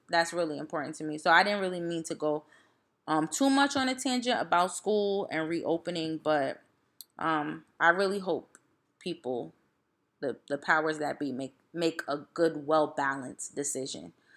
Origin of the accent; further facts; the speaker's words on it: East Orange, New Jersey, United States; I'm from East Orange